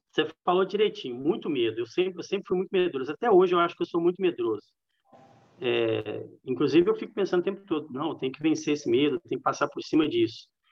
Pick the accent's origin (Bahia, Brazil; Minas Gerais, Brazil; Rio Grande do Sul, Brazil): Minas Gerais, Brazil; also born or lived in São Paulo, São Paulo, Brazil; eu sou mineiro mesmo, porque o comportamento em casa, a cultura é tudo de Minas